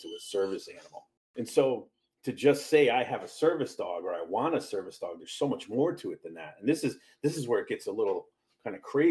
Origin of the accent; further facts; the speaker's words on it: Hartford, Connecticut, United States; moved away; Where I'm from Hartford, Connecticut. That's where I grew up.